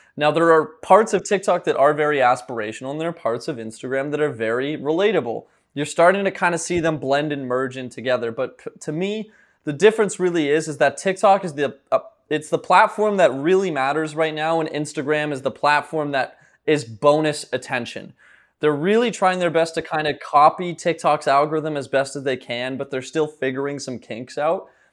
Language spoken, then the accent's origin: English; Ottawa, Ontario, Canada; also born or lived in St. John's, Newfoundland; now in Miami, United States; I'm born in Saint John's, Newfoundland, but grew up in Ottawa, Ontario, so I'm a Canadian boy, but I'm currently living in, uh, Miami, Florida